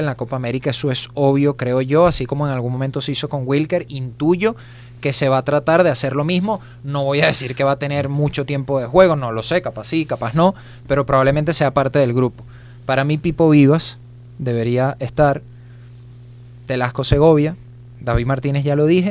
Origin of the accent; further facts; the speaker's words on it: Venezuela; a mí me gusta estar en mi país